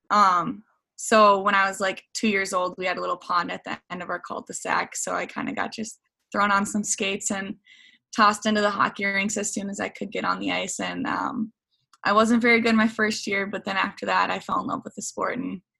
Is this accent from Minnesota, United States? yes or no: yes; Lino Lakes, Minnesota, United States; at the beginning of quarantine, yeah, I was staying in um, my hometown, Lino Lakes, and there weren't any ice um, sheets open at all.